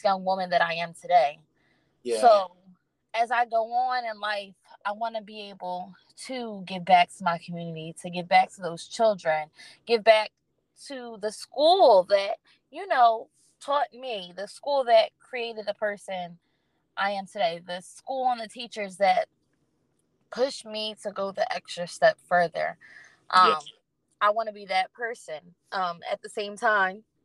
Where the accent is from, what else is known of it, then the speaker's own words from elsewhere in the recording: Lawnside, New Jersey, United States; I was only raised there after the age of 3. So I was not brought into the town that I live in. I was not born into the town I live in, but I live in a town, Lawnside, New Jersey